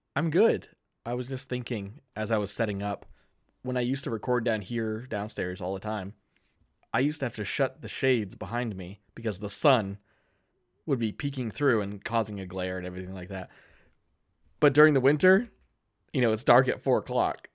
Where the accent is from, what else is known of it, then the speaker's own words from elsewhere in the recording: Keene, New Hampshire, United States; my hometown of Keene, New Hampshire